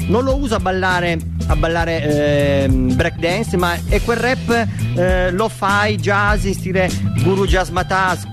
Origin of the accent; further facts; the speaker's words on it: Apulia, Italy; accent: pugliese (Apulian); l'ho detto in modo pugliese